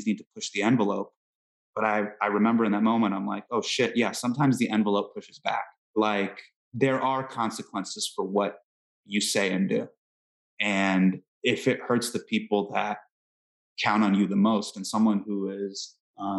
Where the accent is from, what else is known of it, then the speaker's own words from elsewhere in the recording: Northern California, United States; I grew up in Northern California, in the early 2000s.